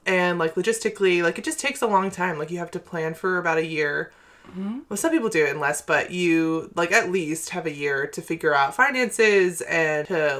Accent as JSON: {"language": "English", "region": "Maine", "country": "United States", "also_born_or_lived": "Asheville, North Carolina", "said": "we're from Maine too"}